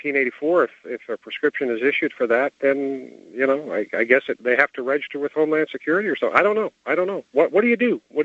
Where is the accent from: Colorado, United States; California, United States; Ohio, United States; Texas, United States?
California, United States; I'm from California